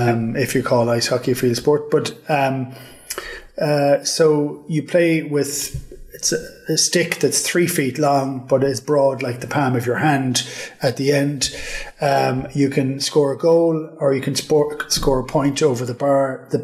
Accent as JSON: {"language": "English", "town": "Killaloe", "region": "Munster", "country": "Ireland", "tie": "born or raised there", "said": "Killaloo, County Clare, which is where I am at the present moment in time. It's a tiny little village in the west of Ireland. Used to be capital of Ireland 1,000 years ago."}